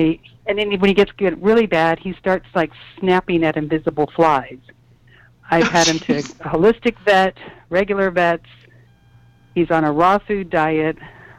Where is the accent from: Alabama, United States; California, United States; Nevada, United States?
California, United States; It's like, I'm from the Bay Area.